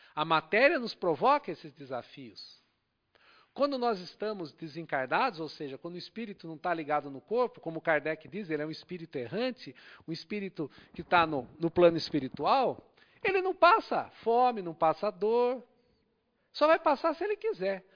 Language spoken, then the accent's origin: Portuguese; Brazil; nascemos aqui no Brasil